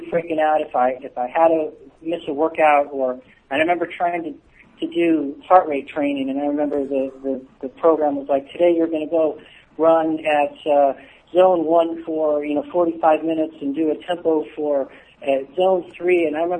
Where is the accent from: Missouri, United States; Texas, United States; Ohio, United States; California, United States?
California, United States; Southern; I grew up in Southern California, so I spent a lot of time at the beach